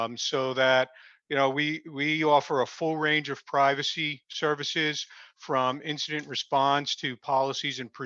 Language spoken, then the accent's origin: English; Clifton, New Jersey, United States; I grew up in Clifton, New Jersey, just north of where I'm at now